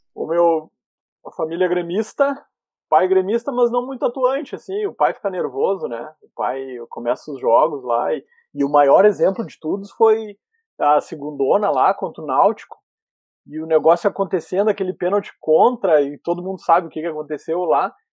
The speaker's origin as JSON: {"language": "Portuguese", "town": "Camaquã", "region": "Rio Grande do Sul", "country": "Brazil", "said": "Sou de Camacuã"}